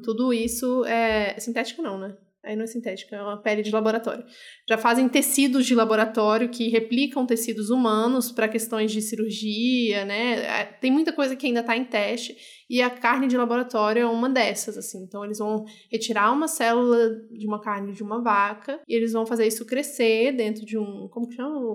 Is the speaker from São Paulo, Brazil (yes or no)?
no; Brasília, Federal District, Brazil; Eu sou de Brasília, meio do Goiás